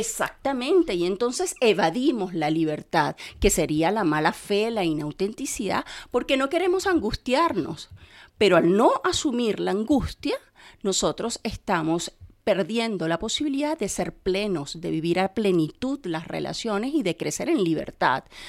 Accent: Caracas, Capital District, Venezuela; moved away; en Caracas, de donde soy yo, soy venezolana, en Caracas

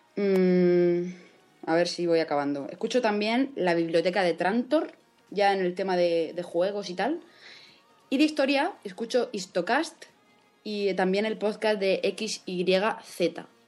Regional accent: Spain; Yo soy española

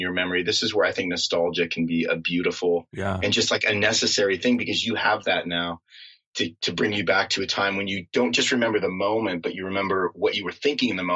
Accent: Southern California, United States; I grew up in Southern California, a very un-Christmassy feeling culture

